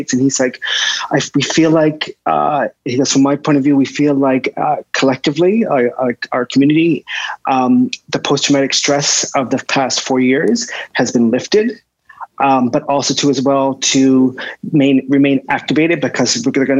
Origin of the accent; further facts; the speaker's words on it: Nova Scotia, Canada; I have really great memories of growing up in Nova Scotia.